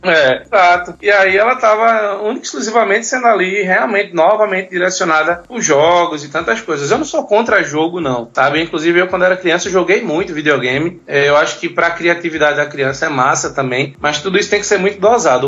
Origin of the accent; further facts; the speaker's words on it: Pernambuco, Brazil; Eu sou pernambucano, pernambucano Pernambuco